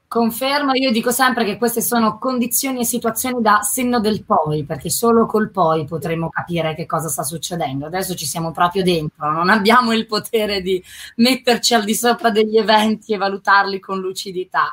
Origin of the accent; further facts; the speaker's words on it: Milan, Lombardy, Italy; io da milanese